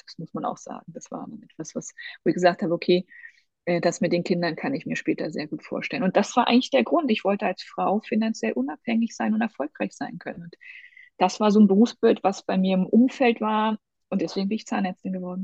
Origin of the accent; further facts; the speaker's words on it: Thuringian Forest, Germany; ich komme aus dem Thüringer Wald. Ich ähm, bin in der DDR groß geworden.